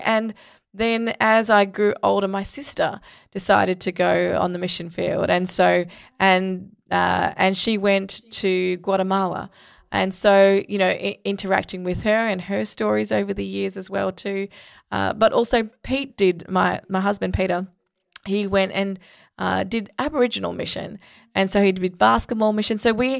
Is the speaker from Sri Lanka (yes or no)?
yes; Sri Lanka; I grew up in Sri Lanka